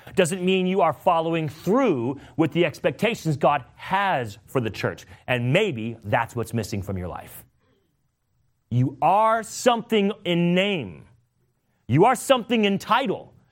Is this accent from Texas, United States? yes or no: no; California, United States; now in Meriden, Connecticut, United States; I'm from California